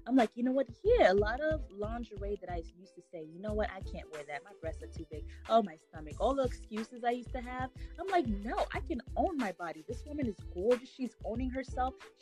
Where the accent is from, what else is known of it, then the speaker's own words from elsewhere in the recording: Haiti; growing up in Haiti